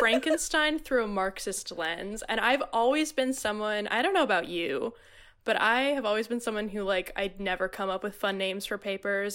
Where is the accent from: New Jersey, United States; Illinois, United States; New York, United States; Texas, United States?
New Jersey, United States; Middletown; now in Hoboken, United States; I grew up and have lived the majority of my life in, uh, picturesque Middletown, New Jersey.